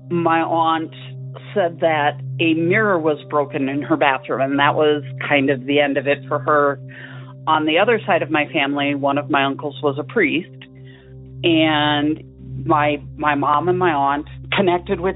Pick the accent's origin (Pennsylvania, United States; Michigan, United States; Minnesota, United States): Minnesota, United States; St. Paul; we grew up in St. Paul, Minnesota